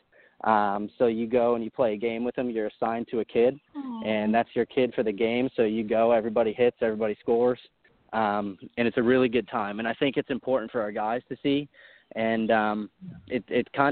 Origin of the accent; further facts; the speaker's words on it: Syracuse, New York, United States; I grew up in Syracuse, New York